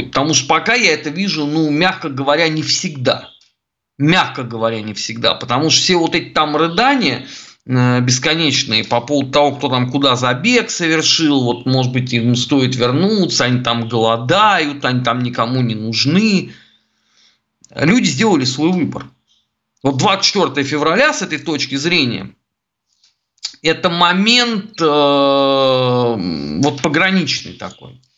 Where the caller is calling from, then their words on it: Saint Petersburg, Russia; я из Санкт-Петербурга.